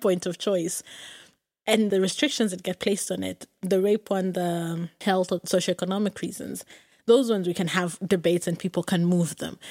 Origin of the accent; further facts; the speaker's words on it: Kenya; I grew up in Kenya